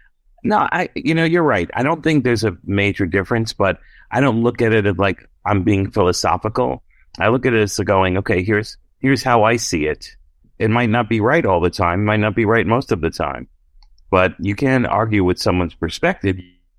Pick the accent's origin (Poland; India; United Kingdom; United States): United States; Brooklyn, New York; And I'm like, oh yeah, I'm from Brooklyn.